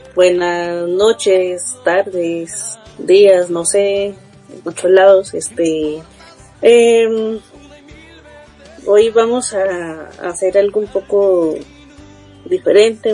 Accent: Costa Rica; aquí en mi país, en Costa Rica

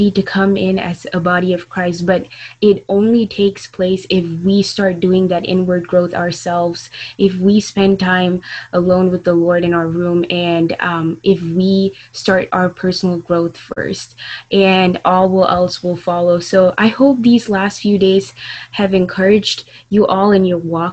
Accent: Atlanta, Georgia, United States; I'm from Atlanta

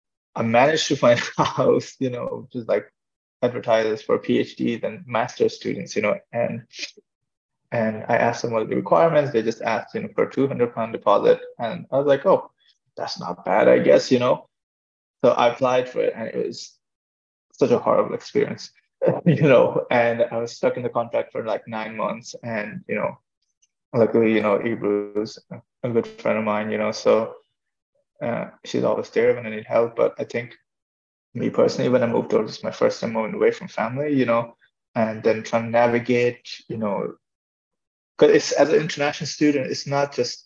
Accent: Ireland; growing up in Ireland, you know, you have to go, you can't go to the hospital

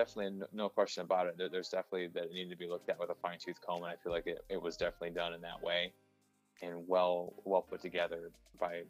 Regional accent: Toledo area, Ohio, United States; moved away; my hometown

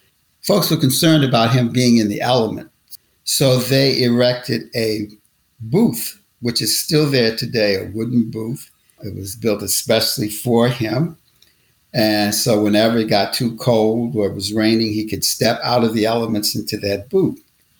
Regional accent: Alexandria, Virginia, United States; I grew up in Alexandria, Virginia.

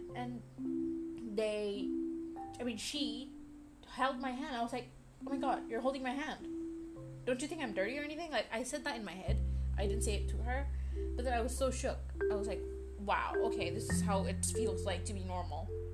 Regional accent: Brunei; also born or lived in India; I was born in India. However, after my first birthday, I moved back. Not moved back, I mean, I moved to Brunei. And I'm 19 now, so I've lived in Brunei for the past 18 years

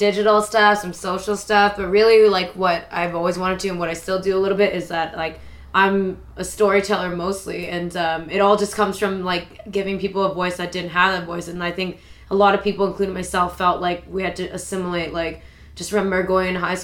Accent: Toronto, Ontario, Canada; growing up in Toronto, going to really predominantly white school

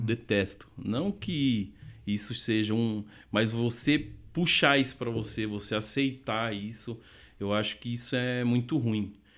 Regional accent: Sorocaba, São Paulo, Brazil; also born or lived in Santo André; sou nascido em Sorocaba, é, cidade de São Paulo

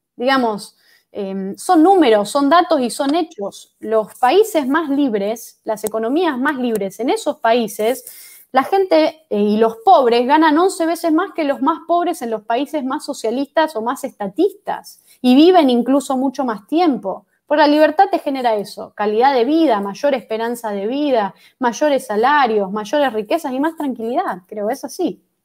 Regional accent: Argentina; que estamos viviendo hoy los, los argentinos

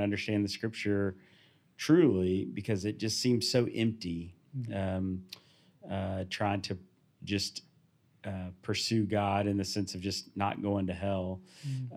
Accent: the South, United States; I was born in the South.

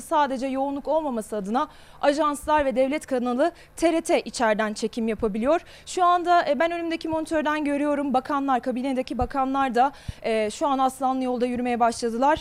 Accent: Ankara, Turkey; Küçükken Ankara. Okula ee, Ankara'da e, Eryaman'da aslında küçük Eryaman'da küçük bir mahalle ilkokulunda okudum ben.

